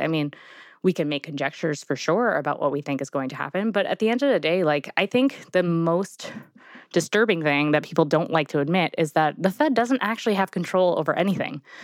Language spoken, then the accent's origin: English; New York, United States; I'm from New York